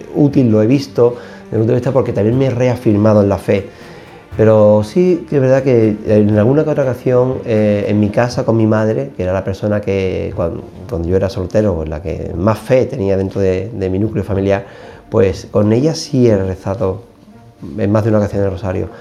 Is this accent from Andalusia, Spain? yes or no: yes; Seville, Andalusia, Spain; soy natural de Sevilla